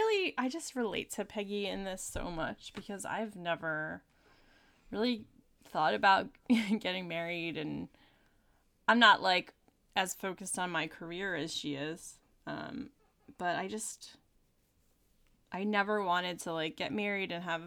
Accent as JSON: {"language": "English", "region": "New Jersey", "country": "United States", "said": "Yeah, I'm from New Jersey, so."}